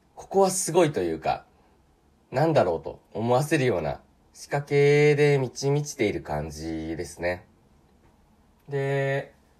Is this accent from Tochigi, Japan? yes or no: no; Sanen area, Aichi, Japan; moved away; 私愛知県の出身なんですけれど、愛知県でもほぼ静岡と長野の都に囲まれた三円地域って呼ばれるような、本当、愛知県でも特に山奥から出てきた人間